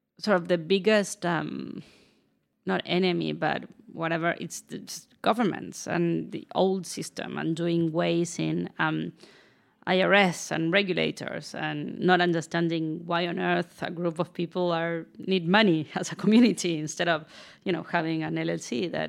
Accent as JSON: {"language": "English", "country": "Argentina", "also_born_or_lived": "Buenos Aires / San Francisco", "moved": "yes", "lives_now": "New York, United States", "said": "I am from Argentina."}